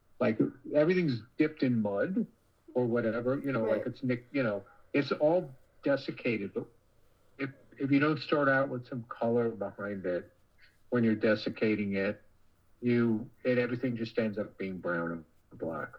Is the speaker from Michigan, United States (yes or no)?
no; New York, United States; I grew up in New York